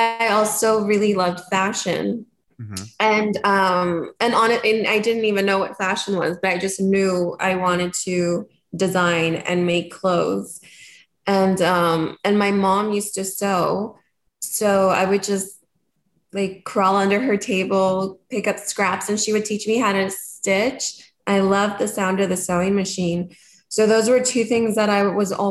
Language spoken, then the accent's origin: English; Madera, California, United States; also born or lived in Kansas / Honduras; I lived 1 year in Honduras, and then we moved to California, so raised in California.